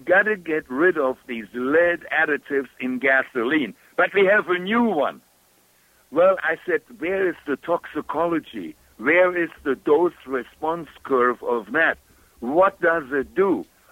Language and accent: English; Germany; accent: German; English is a second language; moved away; my German accent